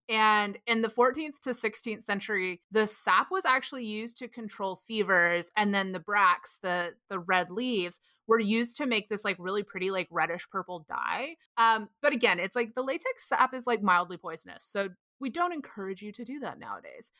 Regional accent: Texas, United States; I grew up in Texas

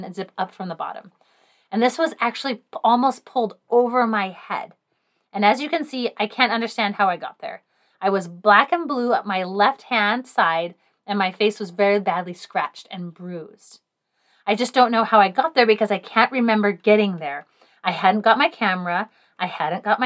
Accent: England, United Kingdom; I am English

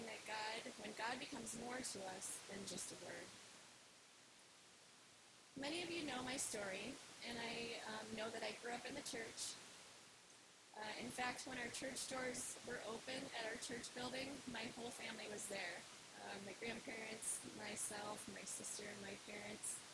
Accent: Wisconsin, United States; accent: Wisconsin; my Wisconsin accent

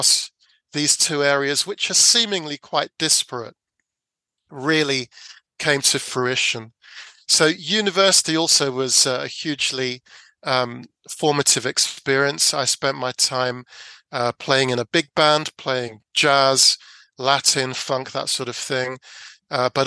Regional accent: London, United Kingdom; I grew up in South London

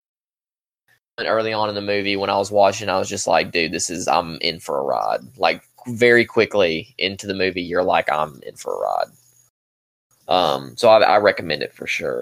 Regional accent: Alabama, United States; we're from Alabama

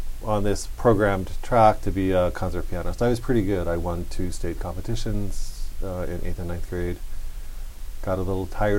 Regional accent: Hawaii, United States; I mean, I loved growing up in Hawaii, but I wanted a bigger place.

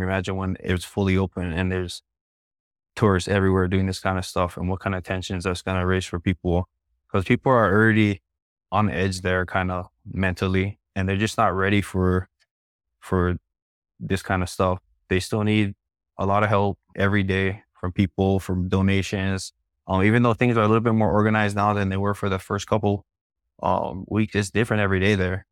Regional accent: Laie, Hawaii, United States; I'm from Laie

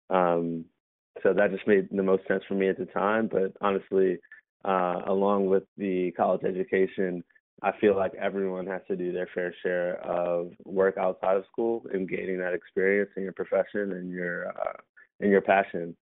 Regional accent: Baltimore, Maryland, United States; Um, I'm from uh, Baltimore, Maryland.

